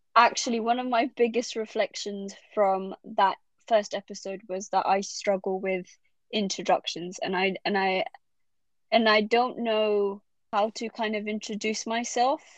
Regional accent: London, United Kingdom; I'm Bengali, but I was brought up in London

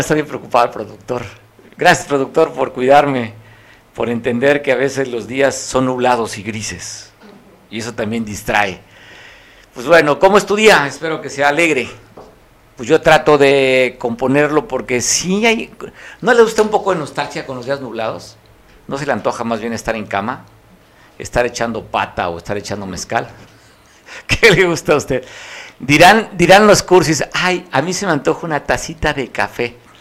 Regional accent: Costa, Guerrero, Mexico; Es que soy costeño

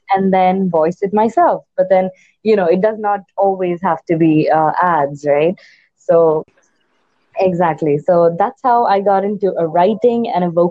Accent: India; me being an Indian

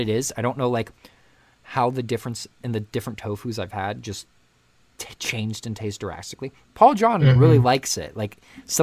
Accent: United States; moved away as an adult; also born or lived in China; as an American, growing up in America

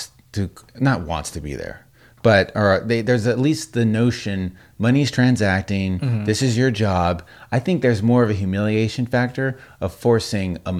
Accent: Las Vegas, Nevada, United States; growing up in Vegas

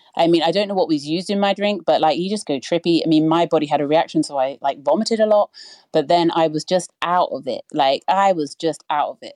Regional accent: United Kingdom; I'm not American, I'm British.

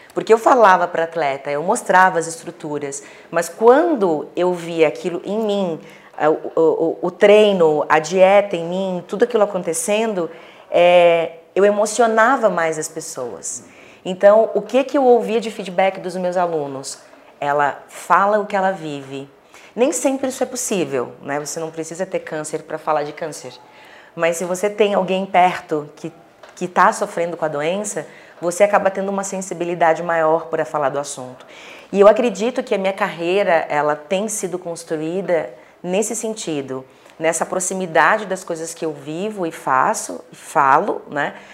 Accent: Florianópolis, Santa Catarina, Brazil; now in Balneário Camboriú, Brazil; eu sou natural de Florianópolis, mas moro em Balneário Camboriú

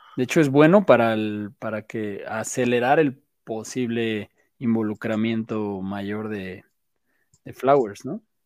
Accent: Mexico City, Mexico; así somos los chilangos

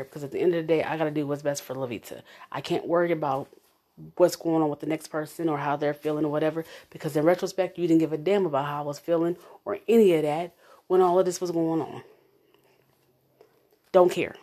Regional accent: Omaha, Nebraska, United States; I was raised in North Omaha. I was raised in the bottoms. Born and raised, baby.

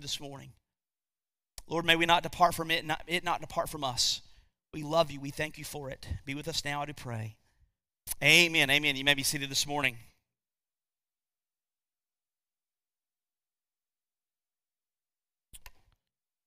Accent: United States; as Americans, and I would say specifically as American believers

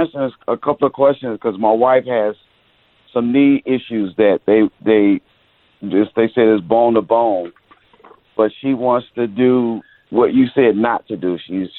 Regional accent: St. Louis, Missouri, United States; born or raised there; now in Los Angeles, United States

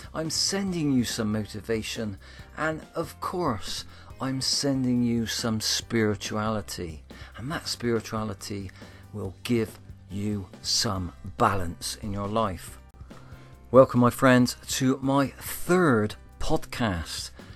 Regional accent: Bristol, South West England, United Kingdom; accent: Bristolian; my Bristolian accent

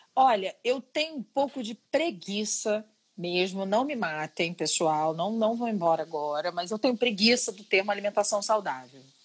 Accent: Rio de Janeiro, Brazil; sou carioca. Sou carioca e minha primeira infância foi toda em Santa Teresa

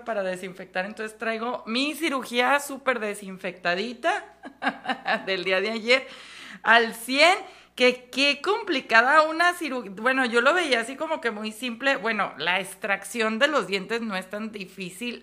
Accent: Mexico; así somos los mexicanos

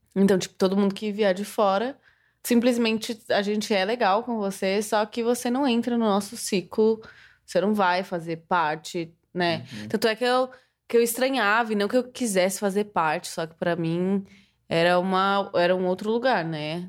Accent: Guarulhos, São Paulo, Brazil; also born or lived in Catanduva; now in São Paulo, Brazil; eu morei minha vida inteira em Guarulhos. Então, morei até os 14, até os 13 em Guarulhos. Não, até os 14, é, até os 14 em Guarulhos.

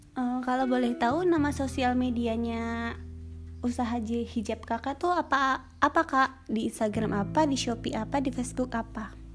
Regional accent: Cirebon, West Java, Indonesia; Saya berasal dari Cirebon, kelahiran tahun

